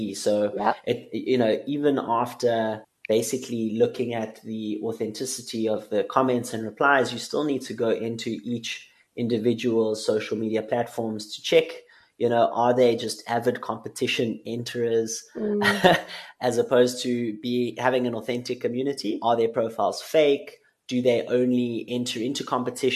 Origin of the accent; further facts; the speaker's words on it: South Africa; as a South African